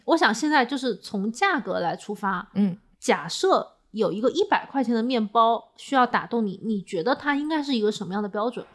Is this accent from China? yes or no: yes; China; 作为中国人来讲